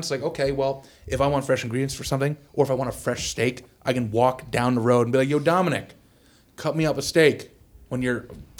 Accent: New York, United States; I cook like I grew up in the South, and I am New York native.

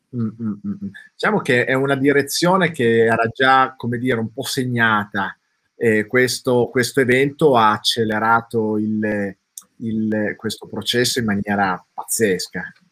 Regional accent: Turin, Piedmont, Italy; io sono di Torino

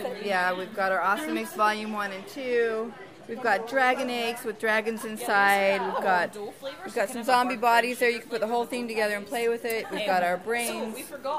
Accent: Utah, United States; We're from Utah.

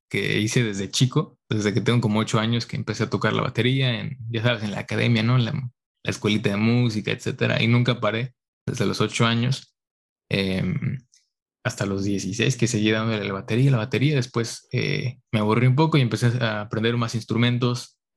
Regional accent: Mexico; moved away as an adult; now in San Francisco, United States; soy mexicano, pero me vine a estudiar acá al extranjero por cinco años.

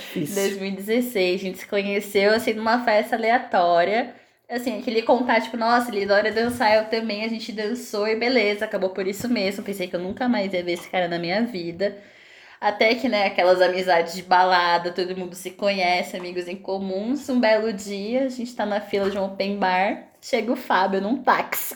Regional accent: Itapecerica da Serra, São Paulo, Brazil; also born or lived in Goiânia; eu sou então. daqui de São Paulo, eu morava em Itapsirica. E eu morei um ano e meio em Goiânia, quando eu tinha uns 15, 16 anos

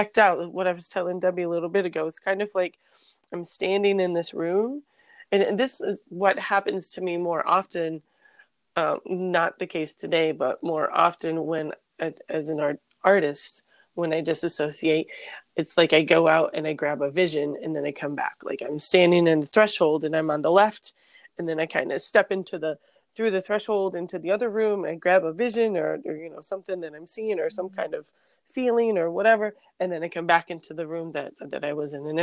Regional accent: New York City, New York, United States; moved away; I'm from New York

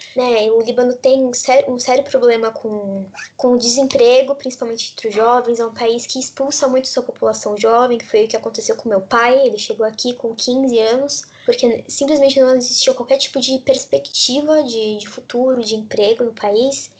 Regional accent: Brazil; eu cresci eu, no, no Brasil

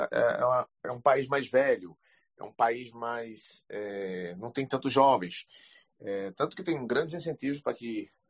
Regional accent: Recife, Pernambuco, Brazil; Eu sou de Recife, Brasil

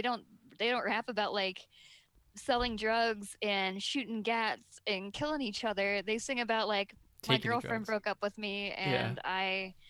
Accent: United States; I'm so American.

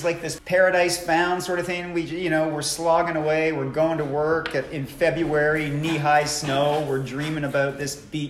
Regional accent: Canada; I was growing up in Canada in like 6 months of winter

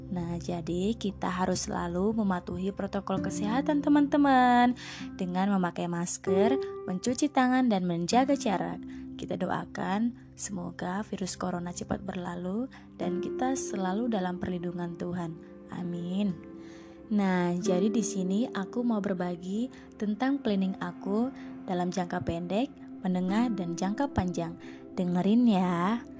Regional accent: Pematangsiantar, North Sumatra, Indonesia; asal dari kota Pematang Siantar, Prodi Teknik Biomedis, Institut Teknologi Sumatera dari kelompok 88.

